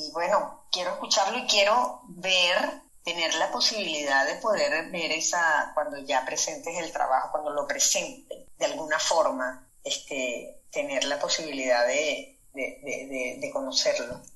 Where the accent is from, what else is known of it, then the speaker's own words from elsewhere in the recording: Venezuela; moved away; also born or lived in Europe; soy venezolana